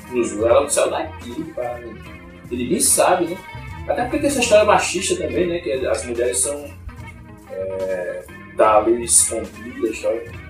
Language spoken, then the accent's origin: Portuguese; São Lourenço da Mata, Pernambuco, Brazil; born there; nasci em São Lourenço da Mata, em Pernambuco, né? região metropolitana do Recife